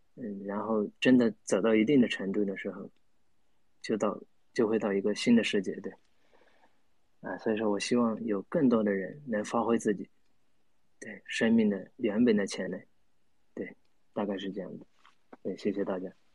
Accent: Myanmar; 我是来自缅甸，对，我是来自缅甸

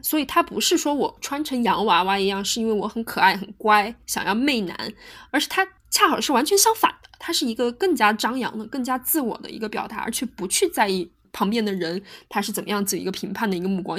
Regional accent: China; 我们中国人

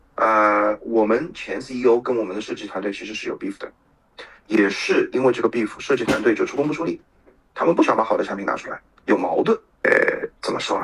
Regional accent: China; 我们中国人

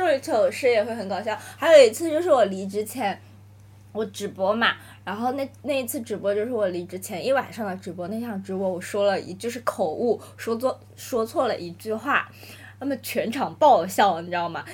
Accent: Nanning, Guangxi, China; moved away as an adult; now in Shanghai, China; 我从小都是在南宁生活，长大读书的嘛

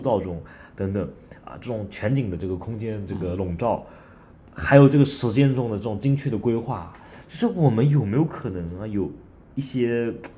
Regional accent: China; 咱们作为中国人，咱们一看，哎呦，这欧洲啊

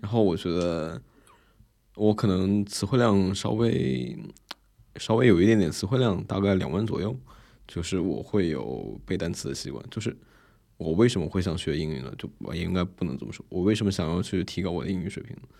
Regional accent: China; 作为一个中国人

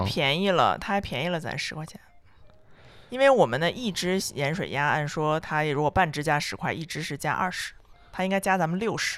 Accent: northern China, China; 作为北方人来讲

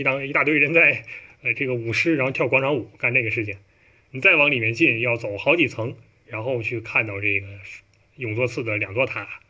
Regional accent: northern China, China; now in Shanghai, China; 你像我在上海，对吧？我是一个北方人，我在上海浑身难受。

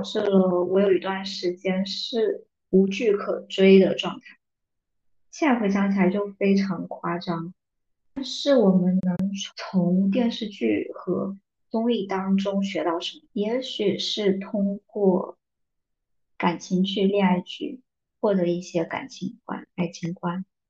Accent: southern China, China; 作为一个南方人，竟然没有人说我的 普通话不标准，口音

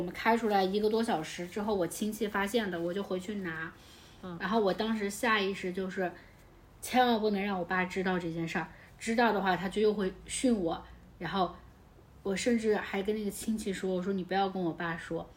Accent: southern China, China; moved away as an adult; 我们家南方

